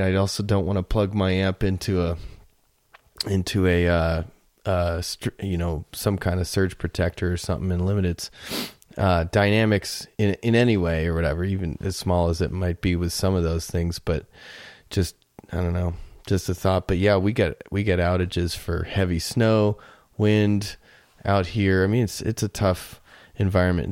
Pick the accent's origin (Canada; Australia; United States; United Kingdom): United States; Florida; now in Colorado, United States; I grew up in Florida